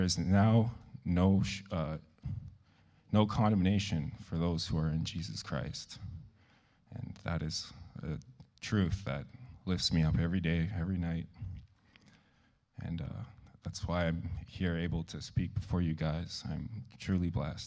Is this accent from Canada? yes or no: yes; Lorette, Manitoba, Canada; I'm from Lorette, Manitoba.